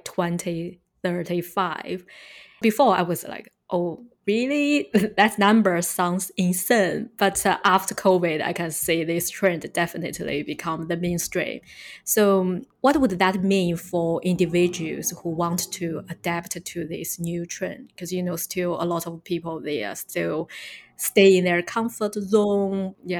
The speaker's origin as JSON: {"language": "English", "country": "China", "tie": "born or raised there", "also_born_or_lived": "New Zealand", "moved": "yes", "lives_now": "United Kingdom", "said": "I was born and raised in China"}